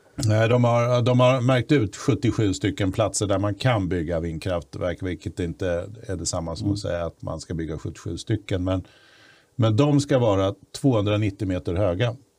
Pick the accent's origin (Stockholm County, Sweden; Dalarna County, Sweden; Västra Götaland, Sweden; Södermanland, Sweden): Stockholm County, Sweden; Stockholm; i Bromma där jag växte upp